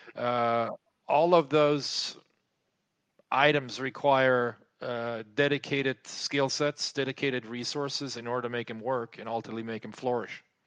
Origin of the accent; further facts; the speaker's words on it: France; moved away as an adult; also born or lived in United States; I was growing up in France.